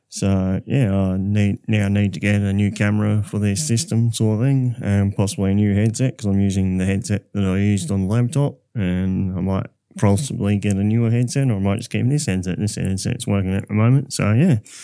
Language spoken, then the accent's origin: English; Southern Cross, Western Australia, Australia; Southern Cross was, my hometown